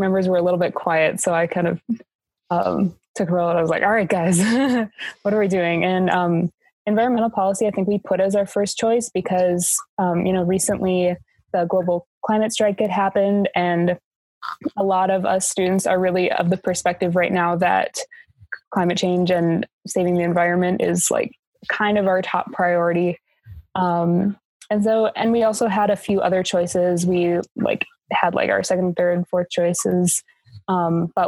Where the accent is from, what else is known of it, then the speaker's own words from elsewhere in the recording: Rochester, United States; I'm from Rochester